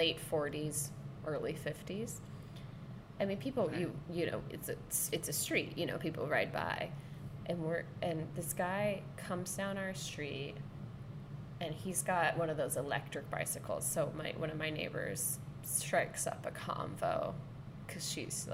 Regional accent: Sonoma, California, United States; moved away; asked out in my hometown

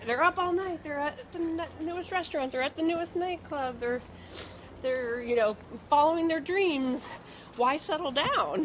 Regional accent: North Miami Beach, Florida, United States; also born or lived in Brooklyn Heights, New York; now in New York, United States; I grew up in, in North Miami Beach in South Florida

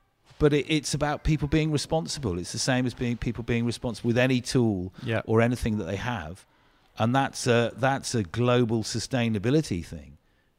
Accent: South West England, United Kingdom; So I grew up in the on Dartmoor, but my parents always used to take us to the beach.

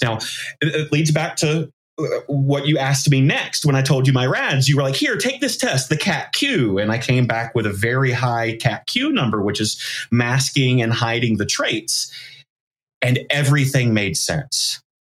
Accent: the South, United States; I grew up in the South

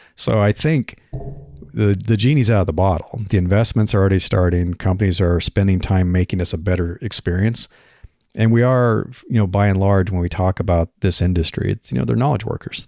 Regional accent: Nebraska, United States; moved away; I grew up in Nebraska

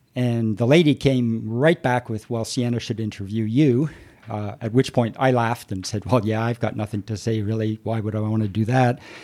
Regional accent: Toronto, Ontario, Canada; I grew up, I grew up here in Toronto

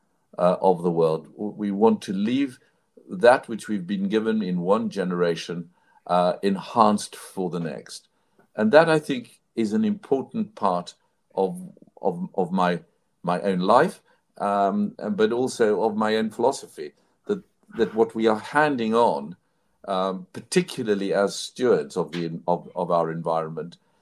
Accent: South Africa; I grew up in South Africa, in apartheid South Africa.

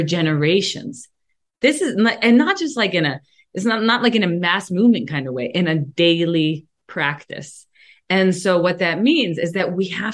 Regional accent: Mount Lebanon, Pennsylvania, United States; I grew up in Mount Lebanon, a suburb of Pittsburgh, that was almost 100% white

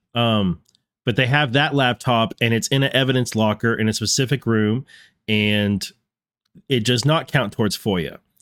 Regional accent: North Texas, United States; now in Virginia, United States; growing up in North Texas

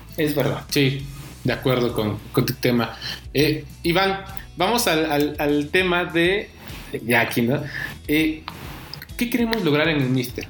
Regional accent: Oaxaca, Mexico; moved away; yo soy de Oaxaca, comencé haciendo periodismo allá

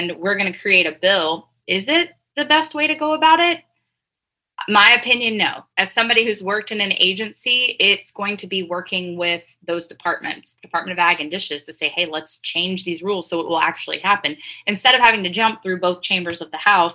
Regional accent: East Texas, United States; I'm from a small town in East Texas, super conservative

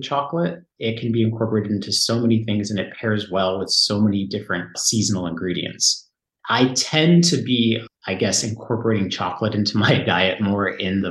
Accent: San Diego, California, United States; moved away as an adult; now in France; Southern California, where I grew up in San Diego

